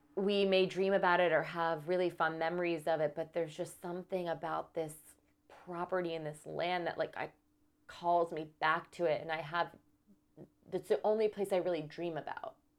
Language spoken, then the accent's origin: English; New York City, New York, United States; also born or lived in Accord, New York; I grew up in New York City, in Manhattan, but when I was about four, going on five, my parents, they bought a house in a place called Accord, New York